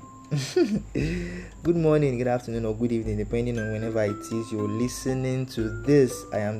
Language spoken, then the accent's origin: English; Oshodi, Lagos, Nigeria; I was born and raised in the very last notorious city of Oshodi.